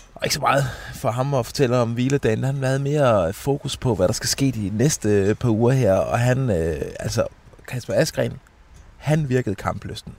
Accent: Denmark; vi er fra Danmark

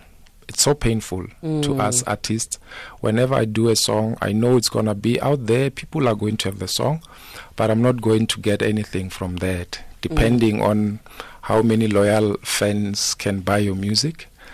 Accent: Pretoria, Gauteng, South Africa; also born or lived in Limpopo; Originally, I'm from Tsani Nwamito in Limpopo. Okay. Yes, and then, but I grew up in Pretoria. I attended school there. And then, yeah, I think my life currently is based in Pretoria, in Soshanguve

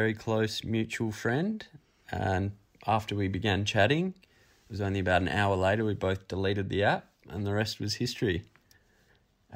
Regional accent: Perth, Western Australia, Australia; We're from Perth, WA, and we're currently travelling around Australia

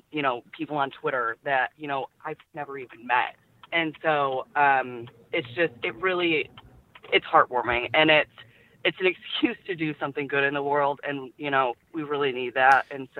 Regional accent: Detroit, Michigan, United States; now in McKinney, United States; I'm actually from the Detroit area.

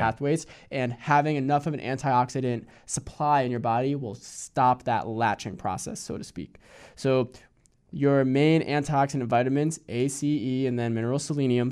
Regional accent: Hudson Valley, New York, United States; I grew up in the Hudson Valley in New York

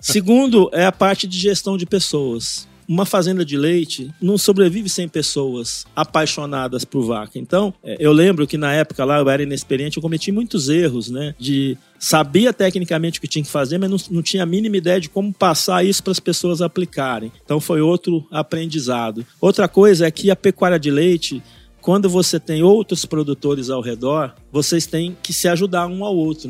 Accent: São Paulo, Brazil; eu sou nascido em São Paulo, capital

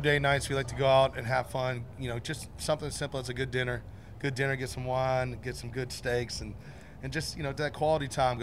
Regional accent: Nashville, Tennessee, United States; I'm born and raised in Nashville.

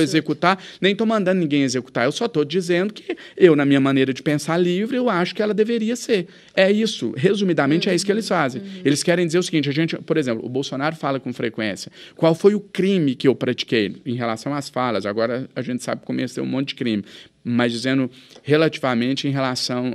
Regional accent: Minas Gerais, Brazil

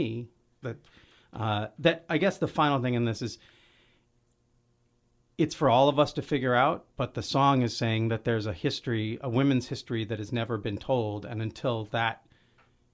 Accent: Olympia, Washington, United States; I grew up in Olympia

